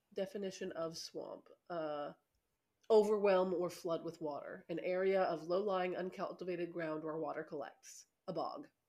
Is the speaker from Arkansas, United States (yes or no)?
yes; Arkansas, United States; I grew up in Arkansas